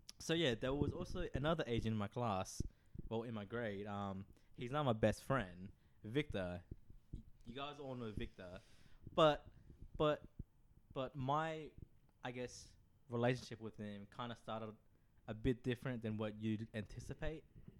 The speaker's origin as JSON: {"language": "English", "region": "Phnom Penh", "country": "Cambodia", "tie": "born there", "said": "I was born in Phnom Penh."}